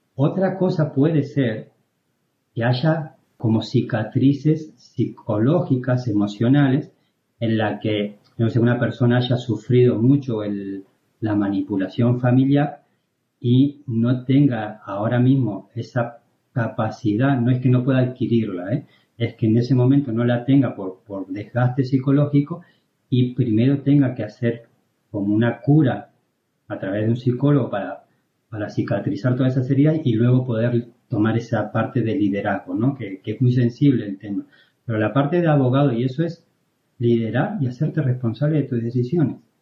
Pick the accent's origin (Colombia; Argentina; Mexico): Argentina; moved away as an adult; now in Spain; yo me fui de Argentina